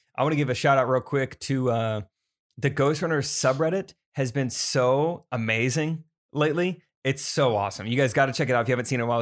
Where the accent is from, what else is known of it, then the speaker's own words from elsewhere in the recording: Strafford, Missouri, United States; I'm from Stratford